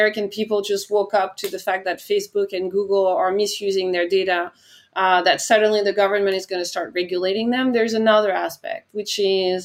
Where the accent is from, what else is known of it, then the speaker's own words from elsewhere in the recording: France; moved away as an adult; my home country, France